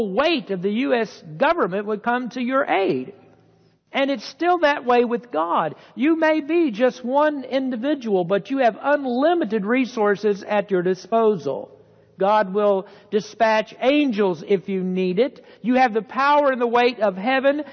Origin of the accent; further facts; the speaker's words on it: United States; As an American citizen